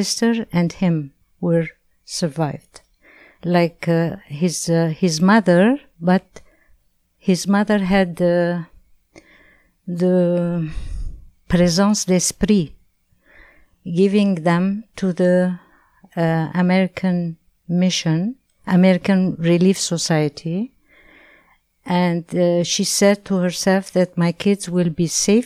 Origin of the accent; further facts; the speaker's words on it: Alexandria, Alexandria Governorate, Egypt; now in Canada; I was born in Egypt, Alexandria, in 1945